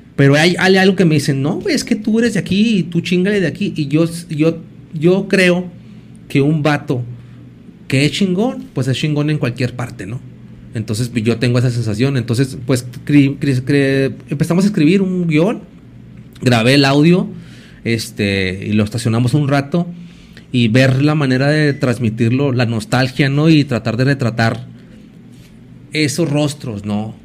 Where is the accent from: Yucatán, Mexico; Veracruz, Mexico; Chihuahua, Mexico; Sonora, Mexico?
Chihuahua, Mexico; Ciudad Juárez; Yo vivo en Angilotepec, pero antes yo crecí ahí en la Revolución Mexicana